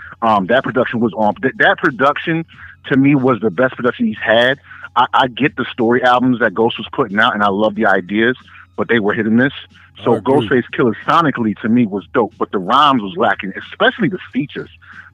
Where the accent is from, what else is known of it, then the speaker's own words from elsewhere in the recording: New York, United States; moved away; also born or lived in Massachusetts; I'm originally from New York